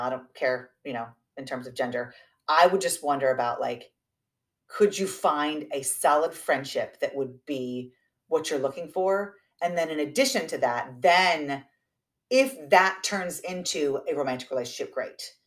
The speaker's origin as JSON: {"language": "English", "region": "the South", "country": "United States", "moved": "yes", "said": "I'm from the South"}